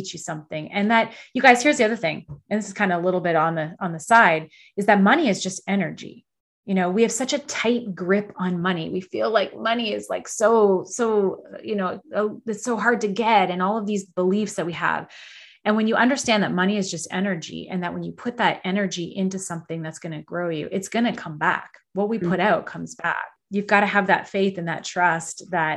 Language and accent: English; Canada; I'm Canadian.